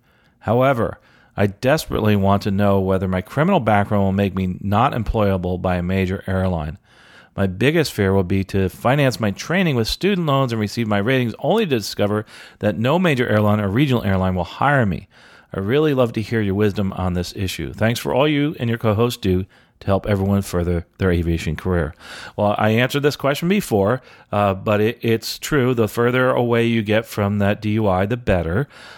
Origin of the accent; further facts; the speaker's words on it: Jamaica; now in Antigua and Barbuda; I've tried getting scholarships here in Antigua, but because I'm from Jamaica and not Antiguan, I can't get it.